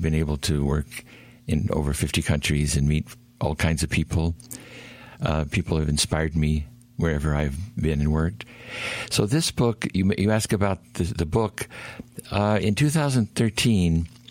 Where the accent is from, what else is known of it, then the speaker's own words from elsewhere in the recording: Oklahoma, United States; also born or lived in Houston, Texas / Arkansas; I grew up in Oklahoma. I'm in a small town.